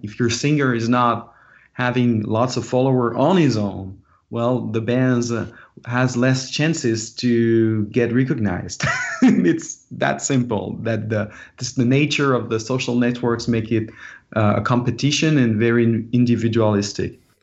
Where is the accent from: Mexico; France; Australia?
France; now in Los Angeles, United States; an international band because I'm from France